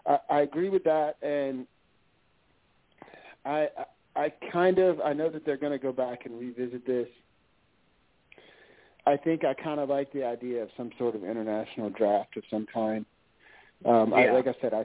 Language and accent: English; the South, United States; growing up in the South